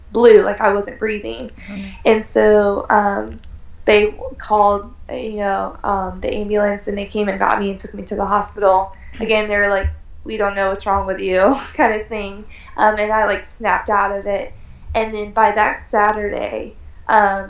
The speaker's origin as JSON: {"language": "English", "town": "Tampa", "region": "Florida", "country": "United States", "said": "I'm from Tampa"}